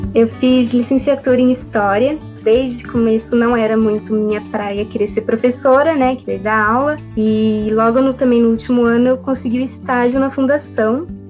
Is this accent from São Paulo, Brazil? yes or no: yes; Jundiaí, São Paulo, Brazil; nasci em Jundiaí